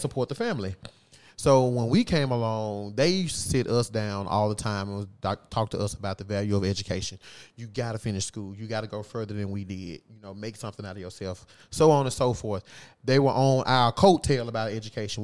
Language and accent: English; across the river from Memphis, Arkansas, United States; now in Memphis, United States; I'm not from here. But I my hometown is just right across the river